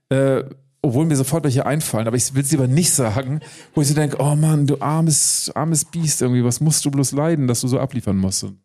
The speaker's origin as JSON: {"language": "German", "region": "Baltic coast", "country": "Germany", "said": "Ich muss dann doch an die Ostsee zurückkehren, die, auf die Scholle, wo ich herkomme."}